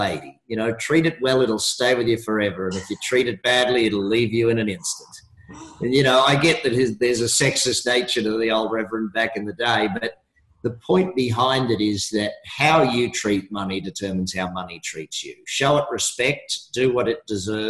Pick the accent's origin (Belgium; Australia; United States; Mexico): Australia; I'm an Australian